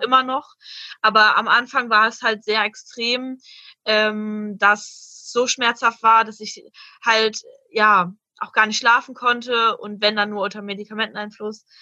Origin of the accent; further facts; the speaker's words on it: Hanover, Lower Saxony, Germany; ich komme aus Hannover